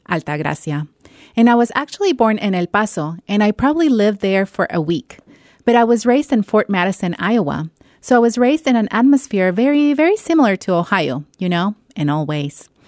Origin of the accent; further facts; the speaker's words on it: Ecuador; moved away as an adult; now in United States; Extraño a mi tierra, mi Ecuador